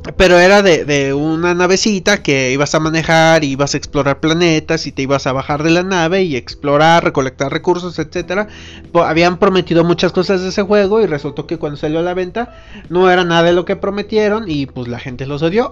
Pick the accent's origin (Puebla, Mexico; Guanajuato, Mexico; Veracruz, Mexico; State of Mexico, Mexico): Guanajuato, Mexico; Irapuato; yo soy originario de Irapuato